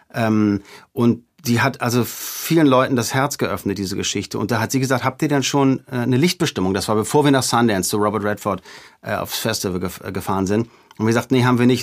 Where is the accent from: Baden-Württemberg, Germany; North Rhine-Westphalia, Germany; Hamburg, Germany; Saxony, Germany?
Hamburg, Germany; in Hamburg durch die Gegend gefahren, wo ich aufgewachsen bin